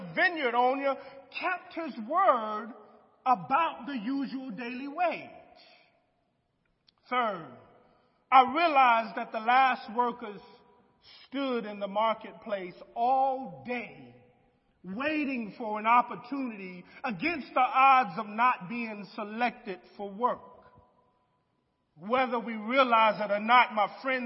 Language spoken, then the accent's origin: English; United States; as an American who grew up in a small town